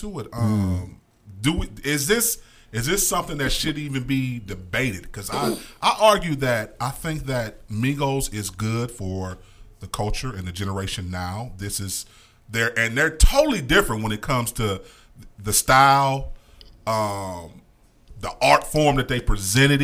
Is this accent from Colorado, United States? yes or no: no; Cleveland, Ohio, United States; We are from Cleveland, Ohio